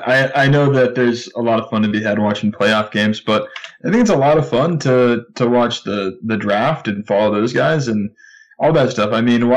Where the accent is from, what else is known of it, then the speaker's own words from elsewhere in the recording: Bay Area, California, United States; both Brendan and I grew up in the Bay Area